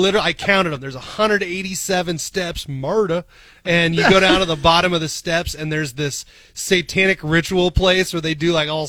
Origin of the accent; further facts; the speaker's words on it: Papillion, Nebraska, United States; I grew up in Papillion, baby.